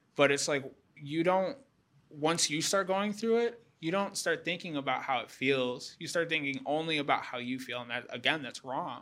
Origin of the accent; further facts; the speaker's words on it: Houston, Texas, United States; I'm from Houston